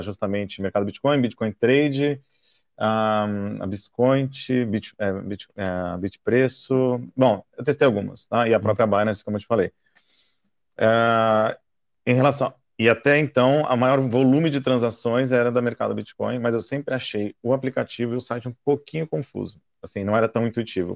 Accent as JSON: {"language": "Portuguese", "country": "Brazil", "said": "eu sou do Brasil"}